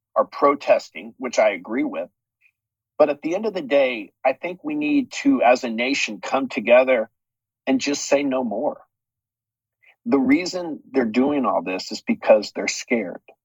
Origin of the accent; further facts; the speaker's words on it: United States; we as American citizens